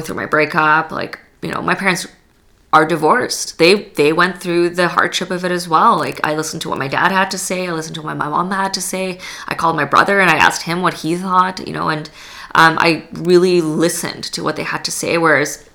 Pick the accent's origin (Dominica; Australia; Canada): Canada; Edmonton, Alberta; also born or lived in Poland; I'm not from here originally. I was born in Poland. I grew up in Edmonton